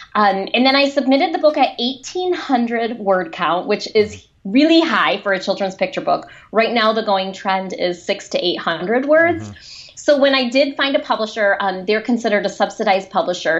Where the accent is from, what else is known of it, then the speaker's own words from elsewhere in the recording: a town outside of Detroit, Michigan, United States; accent: Michigan; I grew up in a, a town outside of Detroit